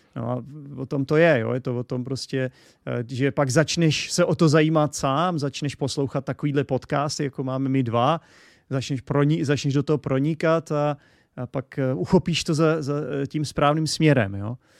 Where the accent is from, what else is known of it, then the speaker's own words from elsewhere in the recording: Czechia; jsem z České republiky a jsem tedy Čech